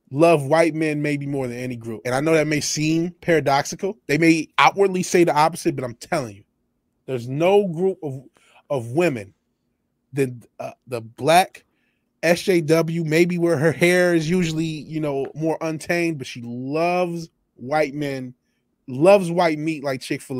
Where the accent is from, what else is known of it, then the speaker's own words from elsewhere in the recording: Michigan, United States; Apparently my home state is into it. Michigan is into it.